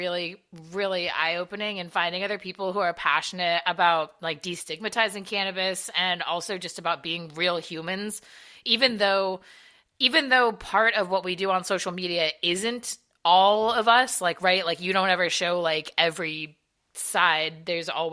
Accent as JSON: {"language": "English", "region": "Southern California", "country": "United States", "tie": "born or raised there", "said": "I'm from Southern California"}